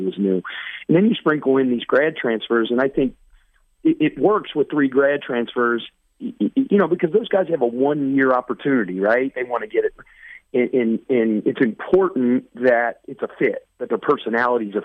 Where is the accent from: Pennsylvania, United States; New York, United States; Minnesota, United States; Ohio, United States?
Ohio, United States; Cincinnati; now in Charleston, United States; I'm from the west side of Cincinnati